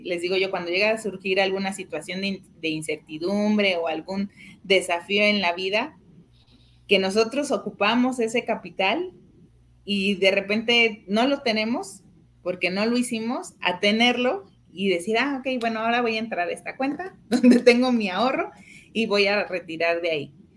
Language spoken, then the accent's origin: Spanish; Mexico; nosotros como, como mexicanos